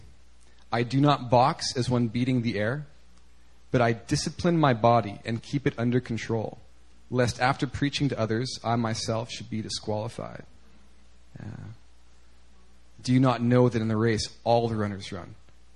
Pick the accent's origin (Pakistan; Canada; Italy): Canada; moved away; growing up in Canada